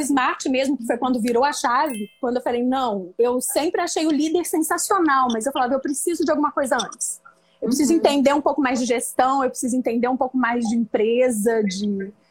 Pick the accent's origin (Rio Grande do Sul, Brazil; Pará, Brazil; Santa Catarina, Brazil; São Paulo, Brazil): São Paulo, Brazil; interior of; moved away as an adult; now in Rio de Janeiro, Brazil; eu vim do interior de São Paulo, embora hoje eu moro no Rio. Hoje não, né? Já moro no Rio há 18 anos. Eu vim fazer faculdade de nutrição aqui no Rio